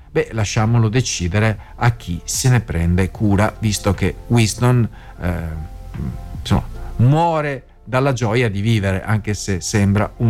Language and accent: Italian; France; first language French; Italian is a second language; now in Italy; Mentre conto di crearmi un canale in Francia, visto che vengo da lì e che sono madrelingua